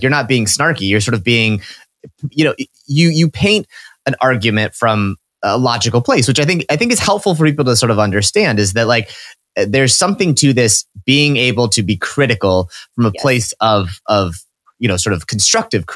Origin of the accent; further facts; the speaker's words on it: Midwest, United States; now in East Coast, United States; growing up in the Midwest